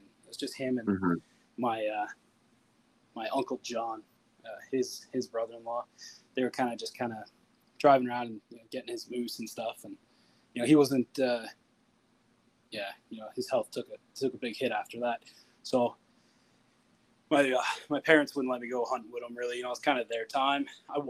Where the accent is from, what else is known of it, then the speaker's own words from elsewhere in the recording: Newfoundland and Labrador, Canada; now in Red Deer, Canada; I came to Red Deer in 2014. I'm originally from Newfoundland.